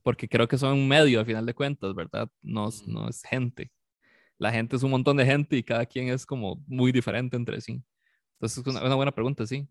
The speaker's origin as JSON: {"language": "Spanish", "area": "San Carlos", "region": "Alajuela", "country": "Costa Rica", "tie": "born or raised there", "moved": "yes", "said": "yo soy de San Carlos, yo crecí en San Carlos y hasta hace como 13 años por ahí me vine para acá."}